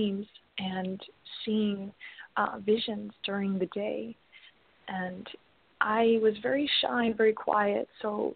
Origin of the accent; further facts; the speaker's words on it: Mount Morris, Illinois, United States; I was born in Mount Morris, Illinois, and at the time we were very, very financially poor